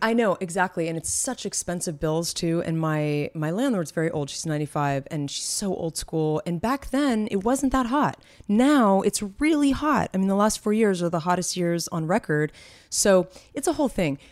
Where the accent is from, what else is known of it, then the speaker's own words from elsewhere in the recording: San Francisco, California, United States; now in Los Angeles, United States; we're from the Bay Area, from San Francisco